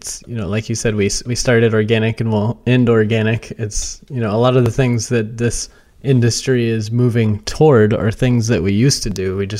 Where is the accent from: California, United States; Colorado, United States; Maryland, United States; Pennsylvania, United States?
Colorado, United States; moved away; because I'm originally from Colorado